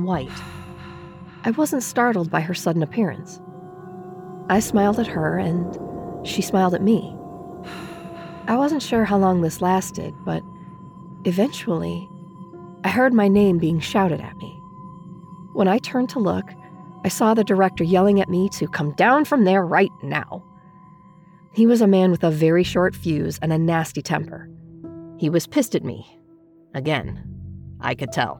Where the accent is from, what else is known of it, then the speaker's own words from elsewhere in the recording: Dubuque, Iowa, United States; I was born and raised in Dubuque, Iowa